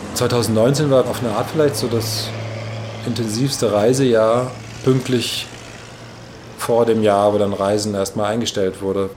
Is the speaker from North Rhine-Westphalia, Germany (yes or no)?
no; Maintal, Hesse, Germany; moved away as an adult; now in Berlin, Germany; Maintal bei Frankfurt, wo ich aufgewachsen bin, und Berlin, wo ich in den letzten 15 Jahren am meisten Zeit verbracht habe